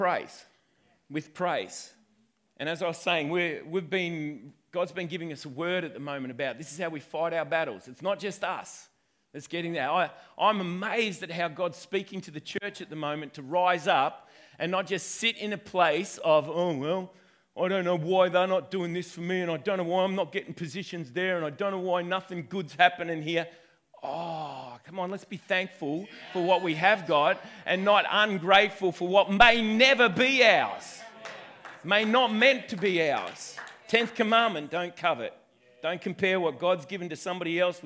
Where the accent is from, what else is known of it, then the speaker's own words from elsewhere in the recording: Wentworth, New South Wales, Australia; I'm originally from Wentworth, but my lineage goes all the way back to Scotland